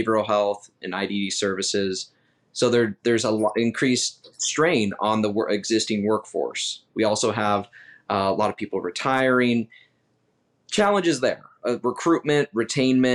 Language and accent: English; Utah, United States; also born or lived in Salt Lake City; now in Washington, D.C., United States; I'm originally from Utah, go Utes. But I live in DC